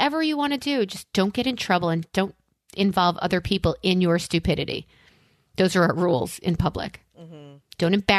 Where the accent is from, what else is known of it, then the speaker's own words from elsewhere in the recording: New York, United States; as a New Yorker